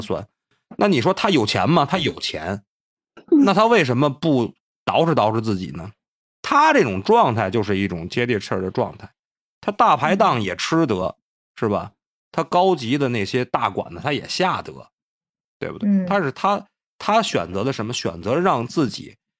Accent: Tangshan, Hebei, China; 我唐山这边儿那个大剧院，新的大剧院刚，刚落成

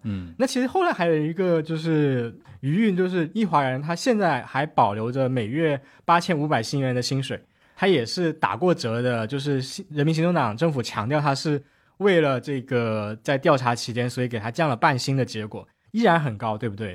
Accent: Shenzhen, Guangdong, China; 熬到了搬到深圳，我在深圳出生长大

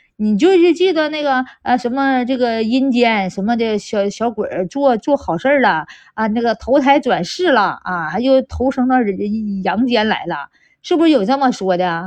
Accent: China; 我们中国人对什么鬼呀，这个不那么重视

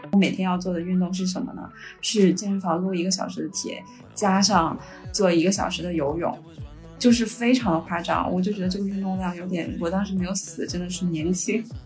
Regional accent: Hebei, China; 因为我是河北人，我们那个学校就有点类似于衡水中学

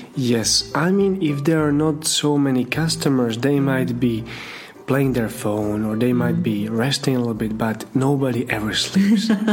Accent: Slovakia; moved away as an adult; also born or lived in Russia; I come from Slovakia.

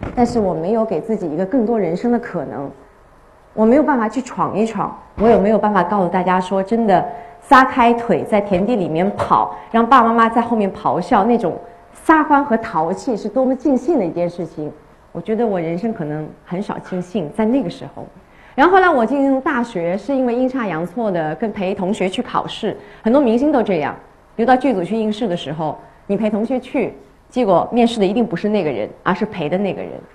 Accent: Shaoxing, Zhejiang, China; 我是上学人嘛，乡音改不掉

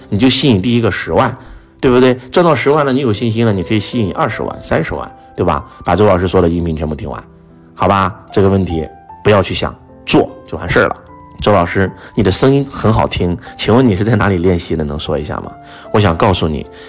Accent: Henan, China; 我们河南人讲从

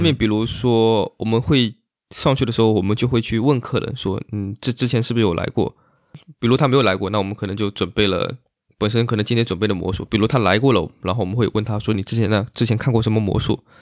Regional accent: Zhuji, Zhejiang, China; moved away; 浙江绍兴，浙江绍兴诸暨，然后下面有个村庄叫十二都村

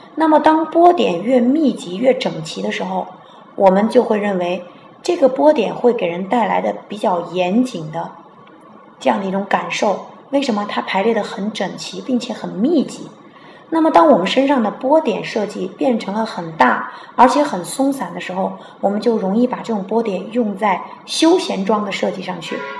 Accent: China; 我们中国人

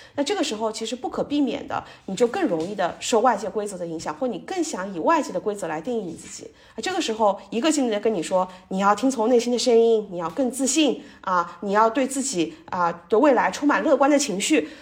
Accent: China; 一直受中国教育长大的这个学生

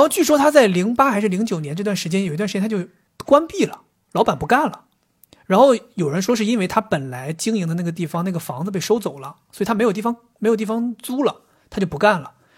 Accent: Northeast China, China; moved away as an adult; now in Shanghai, China; 我作为一个东北人

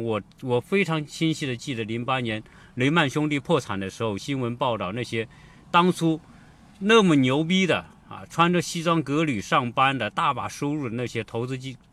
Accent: China; now in United States; 我们中国人是这样

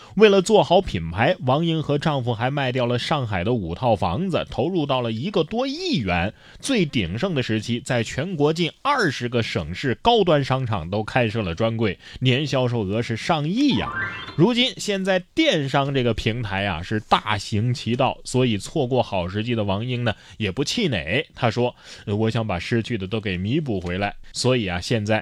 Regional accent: China; 我们都是中国人

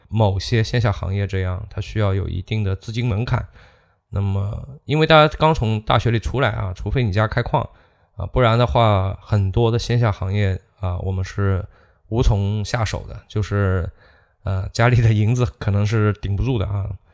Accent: China; 我们中国人

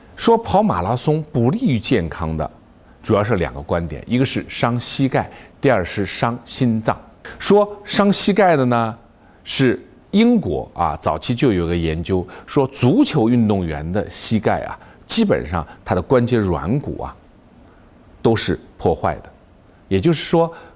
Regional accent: China; 我们中国人

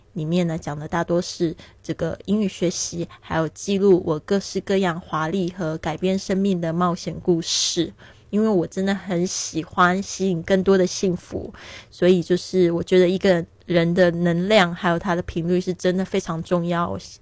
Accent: Taiwan; moved away as an adult; also born or lived in Shanghai, China; now in Barcelona, Spain; 那我今年是三十六岁，很多人都不知道我的年龄哦，因为他们都说我看起来挺年轻的，因为我常常旅行，心情也保持愉快，所以不会显老。 那我是出生在台湾，但是我爸爸是在上海出生的，所以一直都感觉对上海很有缘分哦

